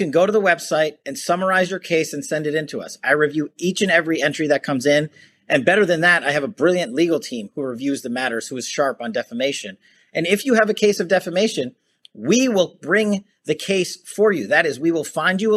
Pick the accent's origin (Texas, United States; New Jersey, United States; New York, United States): New York, United States; I'm a New Yorker